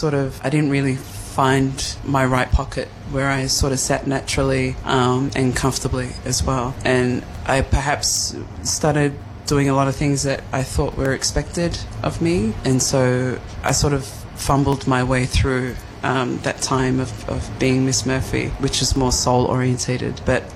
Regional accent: Australia; I'm an Aussie. but I've been influenced by so many different areas in the world. So my mother being Polynesian, I'm definitely influenced by that.

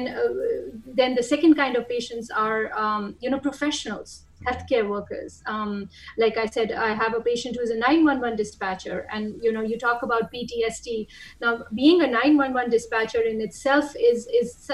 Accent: Pakistan; moved away as an adult; now in United States; I've been in the United States since 2006, off and on, even before that. And I'm originally from Pakistan

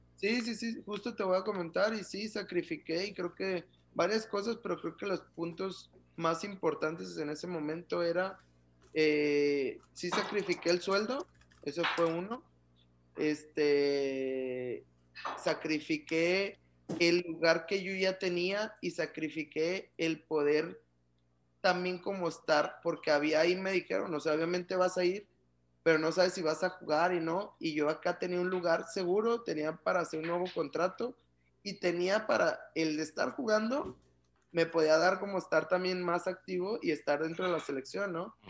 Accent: Guadalajara, Jalisco, Mexico; moved away as an adult; also born or lived in Mexico City / Frankfurt / Philadelphia / Doha; now in Ciudad Juárez, Mexico; yo que soy de Guadalajara

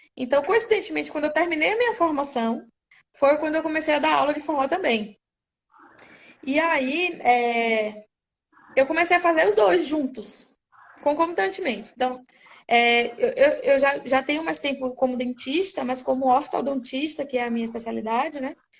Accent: Salvador, Bahia, Brazil; also born or lived in Santo Amaro, Bahia; Eu sou aqui de Salvador. É... Morei aqui por muito tempo, mas já morei no interior também, interior chamado Santo Amaro, aqui pertinho também. É... já, enfim, já morei em alguns interiores durante a minha infância e adolescência

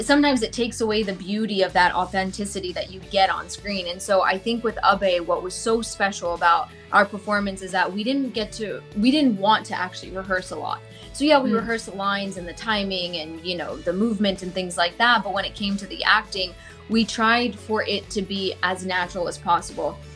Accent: United States; first language Gujarati; English is a second language; also born or lived in Missouri / India; maybe I'm American

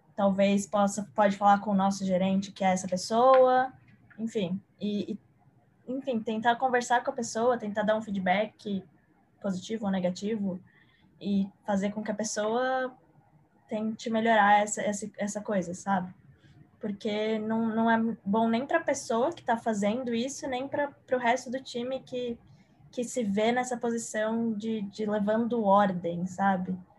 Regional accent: São Paulo, Brazil; sou de São Paulo

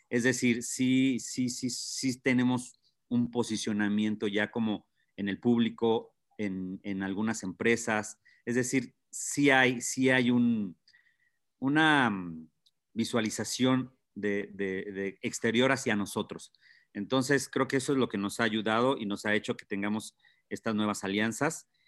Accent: Tlalpujahua, Michoacán, Mexico; yo soy de Tlalpujahua

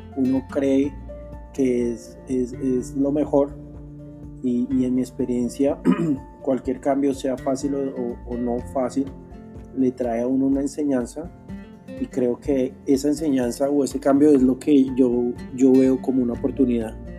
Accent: Bogotá, Colombia; nací en Bogotá, Colombia, hace 31 años

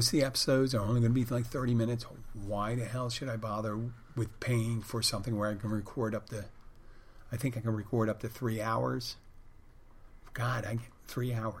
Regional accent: Philadelphia, Pennsylvania, United States; I said I was from Philadelphia

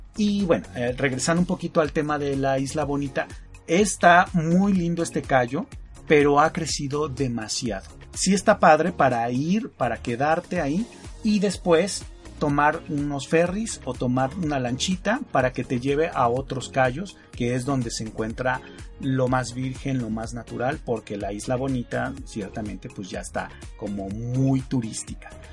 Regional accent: Mexico

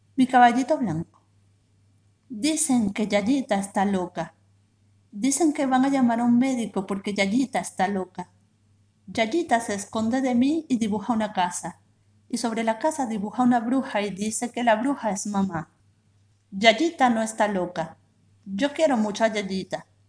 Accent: Venezuela; now in Buenos Aires, Argentina; soy venezolana, actualmente vivo en Buenos Aires

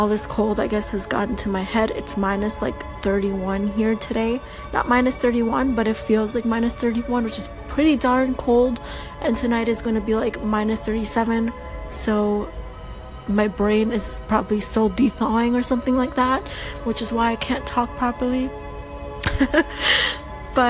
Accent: Toronto, Ontario, Canada; also born or lived in Albania; I'm from Toronto. I moved here when I was like 8 years old, so I've been living here for a good 17 years now. I still speak Albanian. I'm from Albania

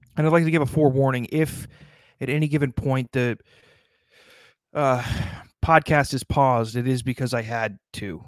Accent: South Dakota, United States; my home state of South Dakota

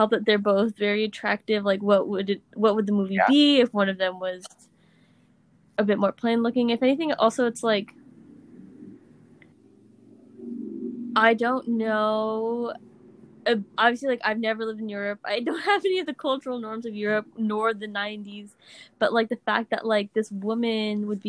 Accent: United States; as an American

